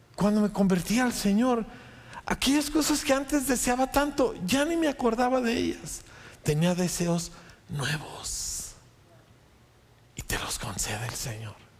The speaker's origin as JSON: {"language": "Spanish", "country": "Mexico", "moved": "yes", "said": "Yo no vivo en México porque así me tocó. Dios me llamó a mi pueblo, Dios me llamó a volver para predicar el Evangelio"}